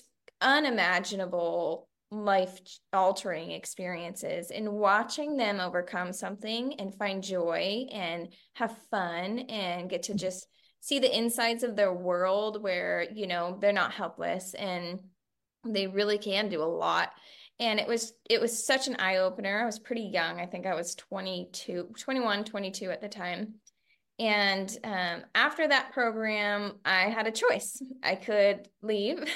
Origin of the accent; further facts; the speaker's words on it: Central Coast, California, United States; I was raised here in the Central Coast by my mother